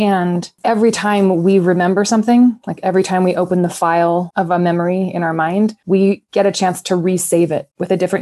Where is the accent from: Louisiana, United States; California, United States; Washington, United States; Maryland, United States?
California, United States; Mendocino County; now in Colorado, United States; I'm from Mendocino County